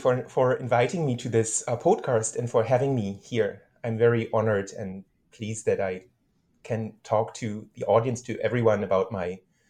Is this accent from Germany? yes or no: yes; Berlin, Germany; I was born and raised in Berlin, Germany. So I'm a German citizen, to a German father and a Japanese mother.